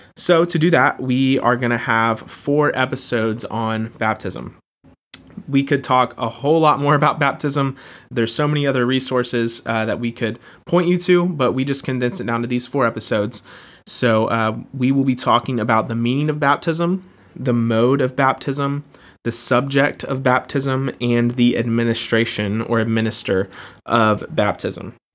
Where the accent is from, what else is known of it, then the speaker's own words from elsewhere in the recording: Jacksonville, Florida, United States; I was born and raised in Jacksonville, Florida, and uh, love where I'm from